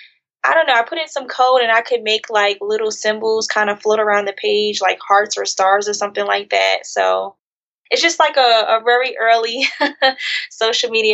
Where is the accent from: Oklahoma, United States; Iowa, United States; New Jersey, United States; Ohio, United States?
New Jersey, United States; moved away as an adult; now in Atlanta, United States; I'm originally from New Jersey. I currently live in Atlanta